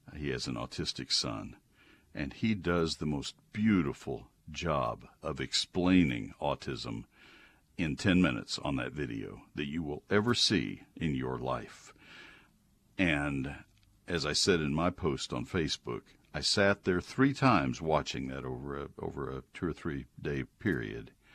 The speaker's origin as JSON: {"language": "English", "region": "Texas", "country": "United States", "tie": "born or raised there", "said": "I'm a native Texan"}